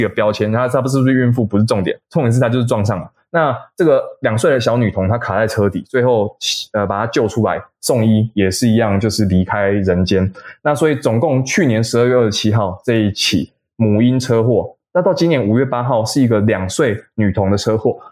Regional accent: Taiwan; 我们台湾人在走路的时候

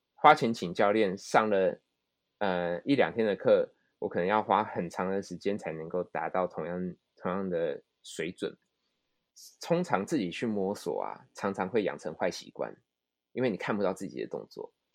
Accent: Taiwan; moved away as an adult; now in Japan; 我们台湾人

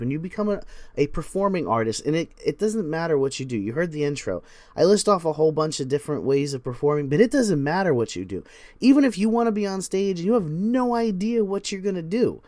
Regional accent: United States; I'm an American, so we call it soccer

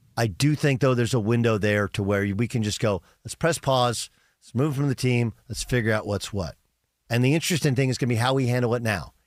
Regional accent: Orange County, Southern California, United States; We're both originally from Southern California, from Orange County

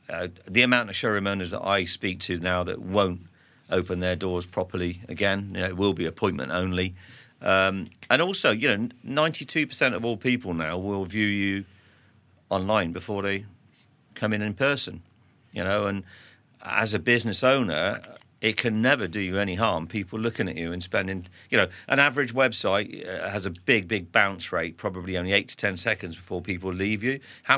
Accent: Hawick, Scotland, United Kingdom; I was born in Scotland. You know. They can't usually pick that up from my accent in Fairness, and I was born in Hoyk, so I'm a Borders lad

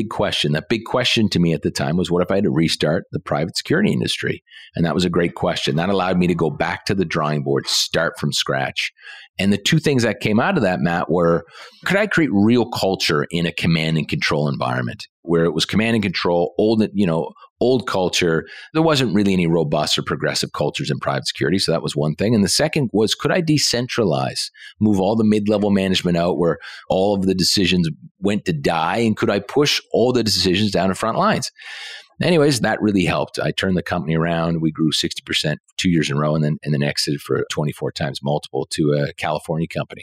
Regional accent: Halifax, Nova Scotia, Canada; born and raised in Halifax, Nova Scotia.

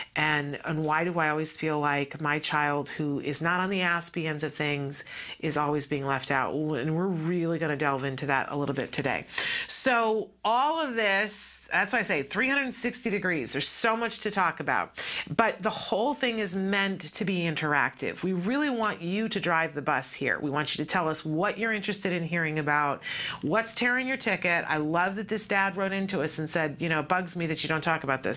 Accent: East Coast of the United States, United States; moved away; I grew up on the East Coast of uh, the United States

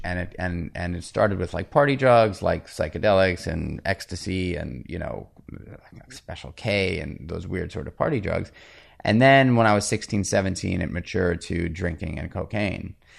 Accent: New York City, New York, United States; I grew up in New York City on eighty-seventh Street between First and Second Avenue

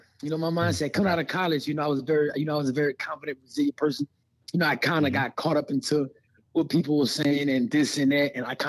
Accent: Louisiana, United States; now in Las Vegas, United States; you know, I'm a Southside boy. You know, I'm from Louisiana.

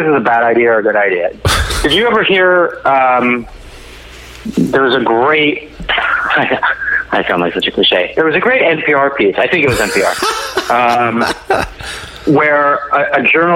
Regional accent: Los Angeles, California, United States; I felt identityless. Like I was from Los Angeles

